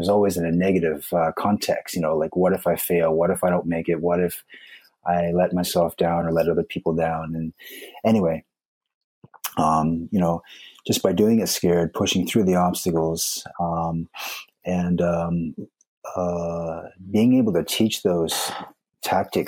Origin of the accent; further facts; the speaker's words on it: East Coast of Canada, Atlantic Canada, Canada; moved away as an adult; also born or lived in Vancouver; now in Japan; I'm actually from the East Coast of Canada.